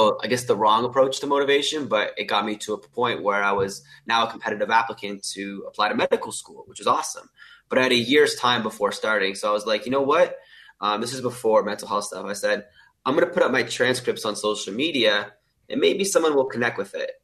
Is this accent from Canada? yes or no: yes; Canada; moved away as an adult; now in Sydney, Australia; I'm originally from Canada. If you can tell, I don't have an Australian accent. I moved to Australia January 2020 to start medical school at the University of Sydney.